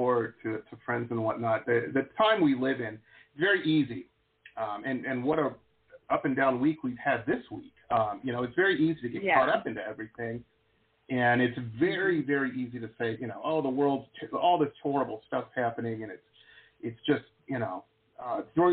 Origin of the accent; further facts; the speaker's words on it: Detroit, Michigan, United States; now in Florida, United States; I grew up in Metro Detroit